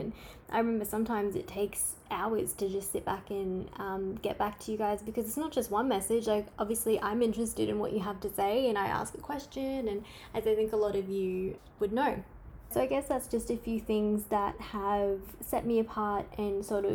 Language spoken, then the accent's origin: English; Queensland, Australia; I'm from Australia. You can't tell by my accent. And I'm from the state of Queensland.